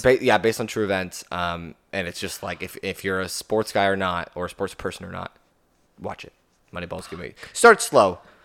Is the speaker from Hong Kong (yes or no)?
no; Canada; as a Canadian